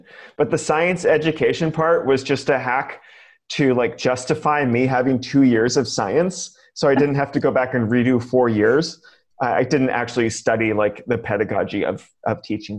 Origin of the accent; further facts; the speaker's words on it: California, United States; I grew up in California public schools